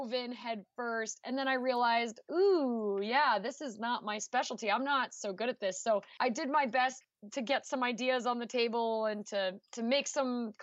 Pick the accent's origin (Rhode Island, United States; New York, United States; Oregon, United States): Rhode Island, United States; New Shoreham; born or raised there; moved away as an adult; now in Missouri, United States